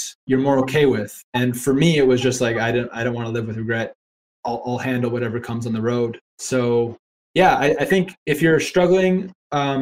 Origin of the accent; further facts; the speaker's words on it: Canada; moved away as an adult; now in Ireland; I'm a Canadian guy talking to you from Ireland.